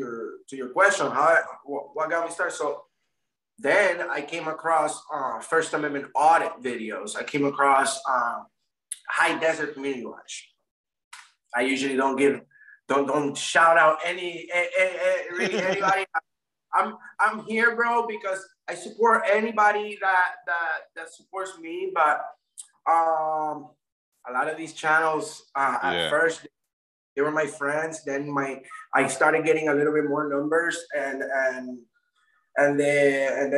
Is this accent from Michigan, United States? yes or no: no; Florida, United States; also born or lived in Puerto Rico; I was born in Puerto Rico, but I was raised, my parents moved to Florida when I was a young kid.